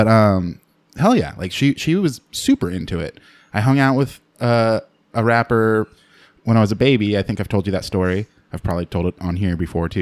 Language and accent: English; Livermore, California, United States; I grew up in Livermore